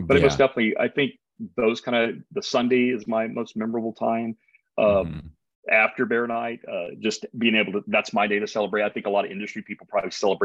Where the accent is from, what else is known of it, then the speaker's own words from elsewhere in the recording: the South, United States; now in San Diego, United States; I am from the South